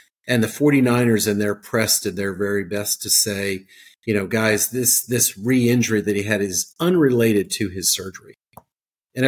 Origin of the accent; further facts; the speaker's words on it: South Jersey / Philadelphia, New Jersey, United States; now in Georgia, United States; I'm actually I'm a South Jersey kid. Okay, so I'm from Philadelphia